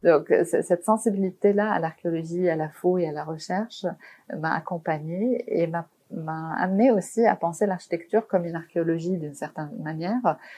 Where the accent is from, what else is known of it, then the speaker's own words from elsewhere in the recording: Beirut, Beirut Governorate, Lebanon; j'ai grandi à Beyrouth, donc pendant la guerre